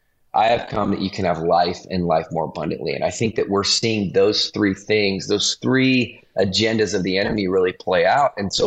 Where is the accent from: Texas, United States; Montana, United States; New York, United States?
Montana, United States; also born or lived in East Coast; now in California, United States; I grew up actually in Montana, which is why it's really funny that I'm in California right now